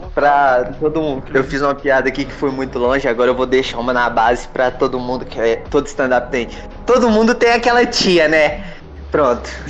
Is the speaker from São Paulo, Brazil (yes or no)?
no; Minas Gerais, Brazil; eu sou de Minas